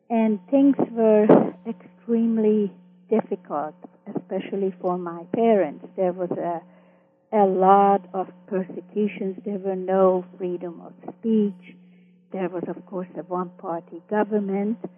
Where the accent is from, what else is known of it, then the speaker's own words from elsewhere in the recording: Vancouver, British Columbia, Canada; also born or lived in Austria / Toronto / Montreal; And in Canada, I continued my growing up in Vancouver and then Toronto for my high school years and then my university years in Montreal.